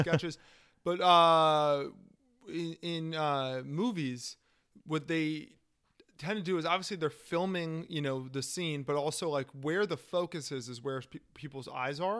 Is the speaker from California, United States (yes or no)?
no; Washington, District of Columbia, United States; I'm from Washington, D C